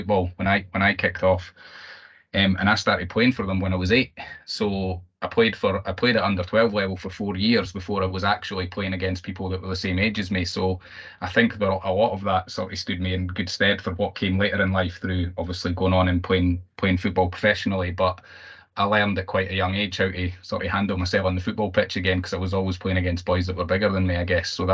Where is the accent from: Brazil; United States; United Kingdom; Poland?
United Kingdom; Glenrothes, Scotland; I grew up in Fife, so I'm a Glenrothes boy originally.